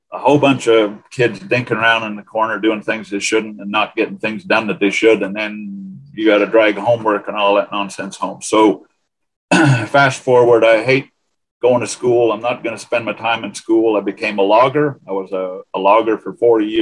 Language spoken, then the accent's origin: English; northwestern Ontario, Canada; moved away as an adult; I grew up in Ontario, Canada.